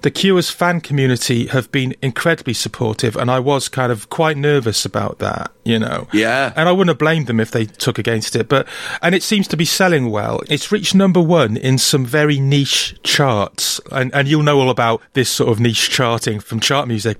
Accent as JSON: {"language": "English", "region": "Wales", "country": "United Kingdom", "moved": "yes", "lives_now": "Brighton, United Kingdom", "said": "I, a Welshman"}